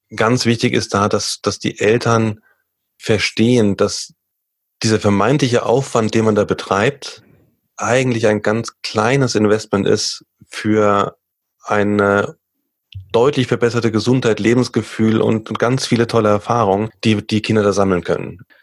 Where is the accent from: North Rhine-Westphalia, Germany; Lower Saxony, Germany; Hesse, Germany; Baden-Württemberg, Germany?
Hesse, Germany; Limburg an der Lahn; now in Munich, Germany; Ich komme ja ursprünglich aus Limburg, Limburg an der Lahn